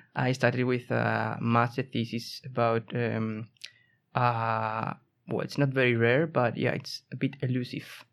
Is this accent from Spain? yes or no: yes; Seville, Andalusia, Spain; moved away as an adult; now in Umeå, Sweden; I come from Spain, from the southern part of Spain, from the capital of Andalusia, from Sevilla